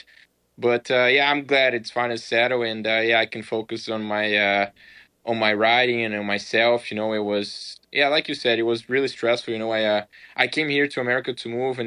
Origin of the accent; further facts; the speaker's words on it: Brazil; moved away; growing up in Brazil